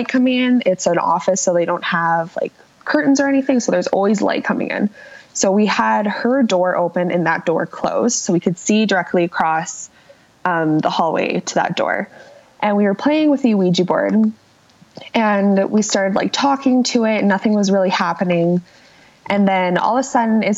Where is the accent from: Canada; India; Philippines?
Canada; Calgary, Alberta; I'm from Calgary, born and raised, still live here.